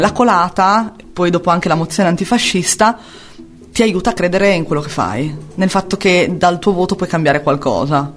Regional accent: San Lazzaro di Savena, Emilia-Romagna, Italy; nata e cresciuta a San Lazzaro di Savena

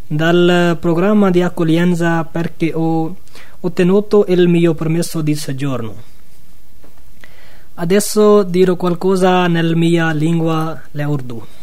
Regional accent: Pakistan; Italian is a second language; moved away as an adult; now in Rioveggio, Italy; vengo dal Pakistan, ho 26 anni, abito a Rioveggio, sono arrivato in Italia un anno e sei mesi fa, passando dalla città di Sirat in Libia, ho passato dieci mesi nel punto di accoglienza di Villa Angeli a Sasso

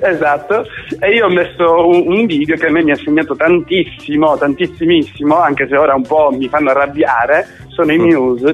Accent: Sicily, Italy; moved away; also born or lived in Australia

